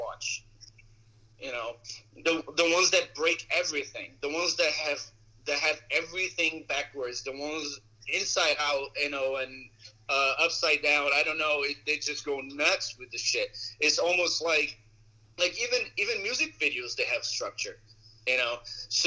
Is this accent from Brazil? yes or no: yes; Brazil; English is a second language; now in United States; I'm from Brazil.